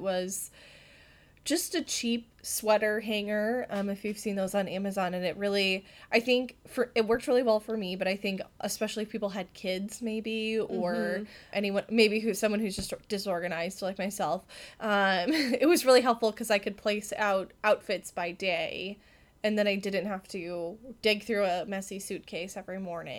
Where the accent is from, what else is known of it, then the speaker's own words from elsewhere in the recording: Wisconsin, United States; we are from Wisconsin